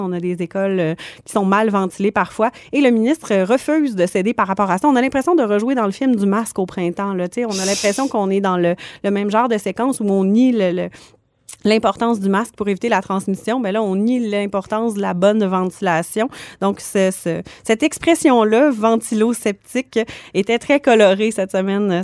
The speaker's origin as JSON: {"language": "French", "region": "Quebec", "country": "Canada", "tie": "born or raised there", "said": "je suis originaire du Saguenay-Lac-Saint-Jean"}